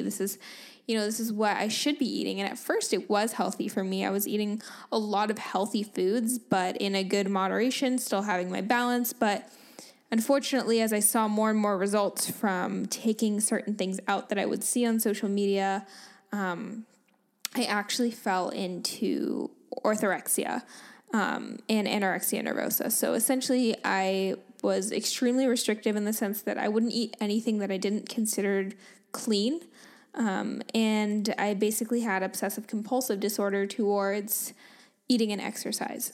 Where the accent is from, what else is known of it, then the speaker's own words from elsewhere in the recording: Dunedin, Florida, United States; moved away as an adult; also born or lived in Liverpool, England; now in San Diego, United States; I was born in Florida, in Dunedin, Florida, which is close to Saint Petersburg